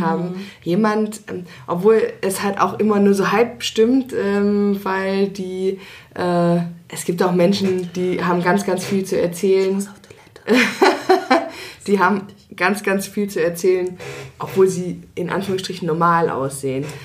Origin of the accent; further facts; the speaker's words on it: Hanover, Lower Saxony, Germany; now in Leipzig, Germany; in meine alte Heimat, mhm. also nach Hannover